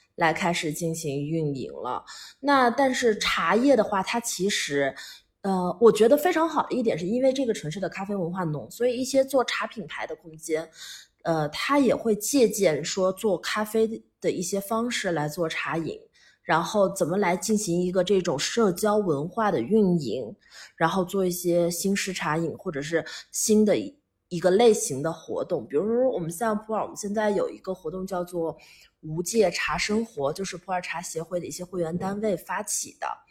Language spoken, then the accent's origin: Chinese; Pu'er, Yunnan, China; moved away as an adult; 作为一个土生土长的四毛人，然后之前在，在， 在，在外面，就是在国外很多年 然后还是回来